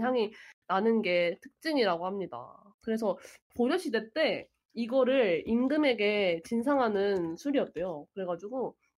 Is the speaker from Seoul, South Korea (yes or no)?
yes; Seoul, South Korea; 저는 이게 아무것도 모르는 서울 사람이니까